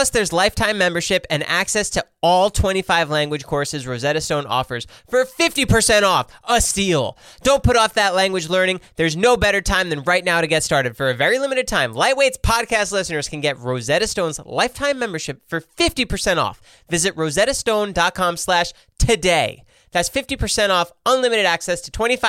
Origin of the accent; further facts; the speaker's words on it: New Jersey, United States; I said I was from New Jersey